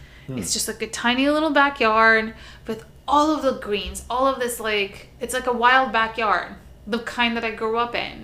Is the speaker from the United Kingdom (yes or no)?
no; Istanbul, Turkey; moved away; I also grew up very, very unusual for growing up in Istanbul in a house with a backyard.